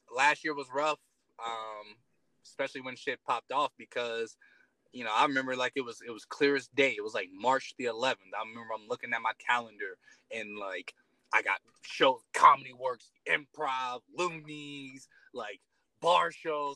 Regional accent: Detroit, Michigan, United States; moved away as an adult; now in Colorado, United States; I grew up in Detroit, Michigan.

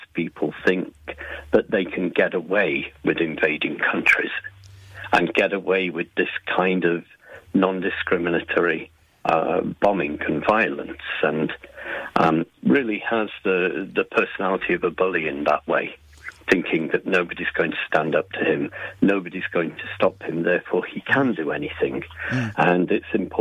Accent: England, United Kingdom; I'm originally from England

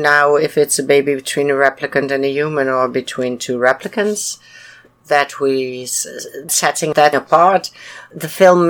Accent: United Kingdom; Yeah, of course I do. I'm British, don't you hear?

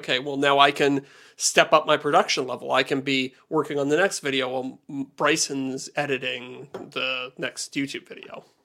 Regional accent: Canada; I'm a Canadian and it's a much smaller market here

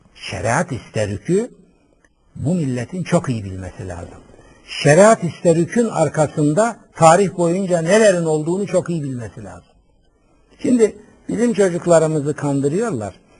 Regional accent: Black Sea Region, Turkey; Ben Karadeniz çocuğuyum

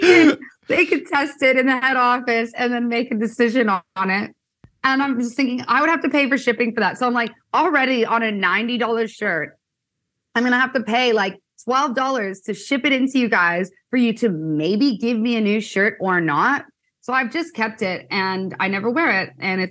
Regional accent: Kitchener, Ontario, Canada; now in Australia; I'm originally from Kitchener, Ontario, Canada, where I met Zach about 6 years ago. I came out to Australia just on a little holiday for a year

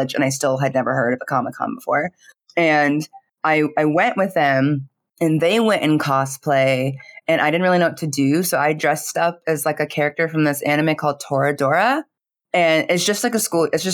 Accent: Phoenix, Arizona, United States; I grew up in Phoenix, Arizona

